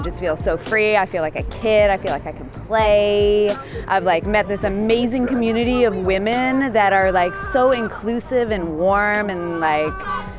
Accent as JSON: {"language": "English", "town": "Oakland", "region": "California", "country": "United States", "said": "I'm from Oakland. I live here."}